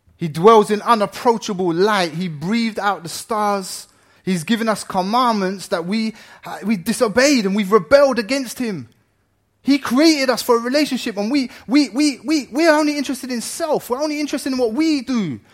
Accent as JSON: {"language": "English", "country": "Ireland", "moved": "yes", "lives_now": "England", "said": "I'm Irish"}